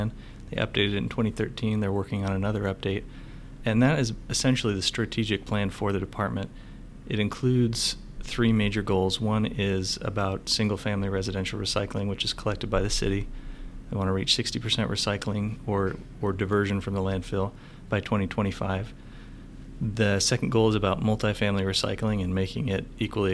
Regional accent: Northwest, United States; moved away as an adult; now in San Antonio, United States; I'm originally from the Northwest. I came down here and started with the city of San Antonio about 10 years ago

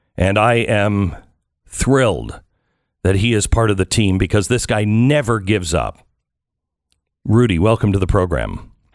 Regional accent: United States; I'm an American

